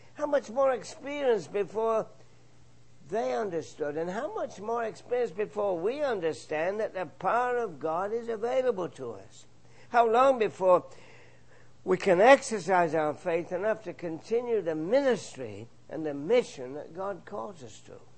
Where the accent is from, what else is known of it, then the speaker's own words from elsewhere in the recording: England, United Kingdom; moved away; my home country, England